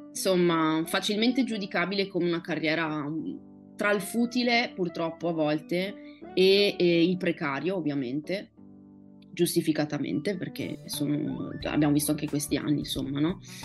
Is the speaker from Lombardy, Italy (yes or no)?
no; Favaro Veneto, Veneto, Italy; accent: Venetian; first language Venetian; Italian is a second language; moved away as an adult; also born or lived in Rome; Favaro Veneto, che è il mio paese natio